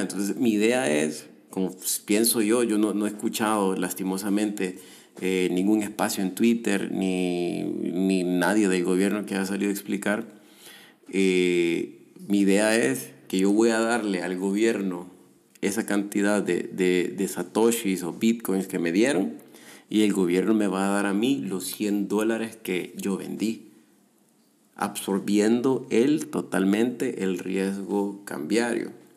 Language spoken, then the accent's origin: Spanish; El Salvador; yo como ciudadano salvadoreño